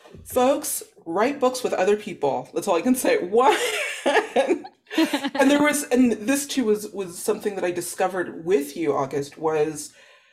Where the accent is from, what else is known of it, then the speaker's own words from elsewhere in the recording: the Valley, California, United States; I'm from the Valley